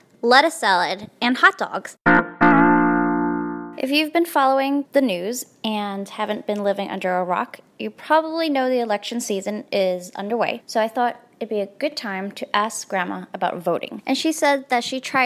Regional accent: New York City, New York, United States; born or raised there; first language Chinese

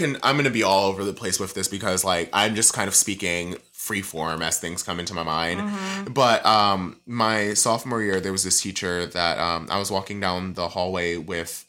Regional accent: New York, United States; moved away; We don't say ma'am in New York

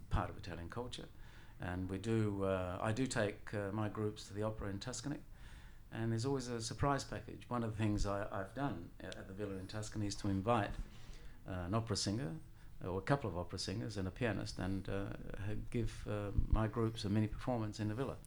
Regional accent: Australia; also born or lived in Messina, Sicily, Italy; I was nine years of age when we came here. And, um, yeah, so educated here

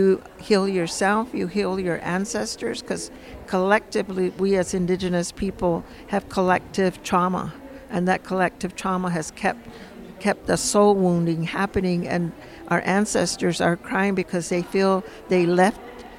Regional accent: San Ildefonso Pueblo, New Mexico, United States; I'm from San Ildefonso Pueblo

